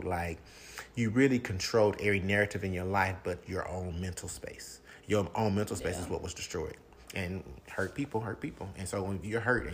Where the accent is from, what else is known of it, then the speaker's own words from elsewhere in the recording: Arkansas, United States; we're from Arkansas, so it's small.